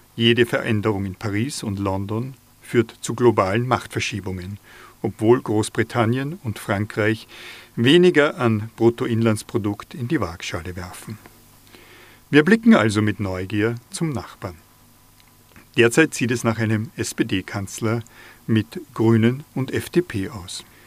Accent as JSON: {"language": "German", "area": "inner Salzkammergut", "region": "Upper Austria", "country": "Austria", "tie": "born or raised there", "said": "Als Oberösterreicher bin ich befangen, im inneren Salzkammer gut aufgewachsen"}